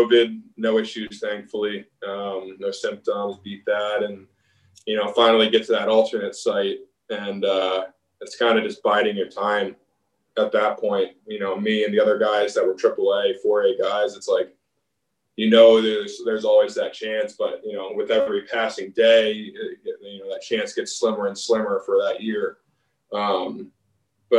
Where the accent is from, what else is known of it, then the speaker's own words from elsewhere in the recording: Baltimore, Maryland, United States; my hometown team